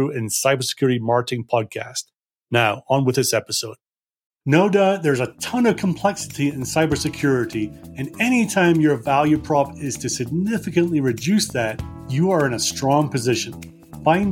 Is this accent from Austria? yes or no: no; Scotland, United Kingdom; I'm also from Scotland, and we're a simple people